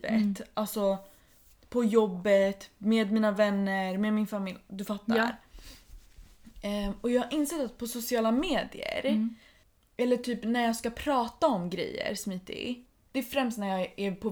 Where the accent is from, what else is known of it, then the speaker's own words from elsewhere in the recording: Iran; Swedish is a second language; tror att det är typ Någonting som har att göra med att jag är iranier.